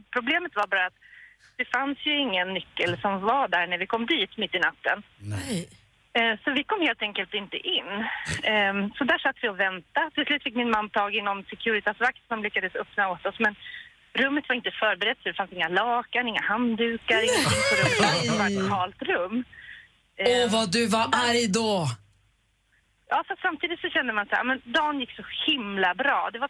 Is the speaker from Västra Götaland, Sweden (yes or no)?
no; Hälsingland, Gävleborg County, Sweden; now in Stockholm, Sweden; vi kommer från Hälsingland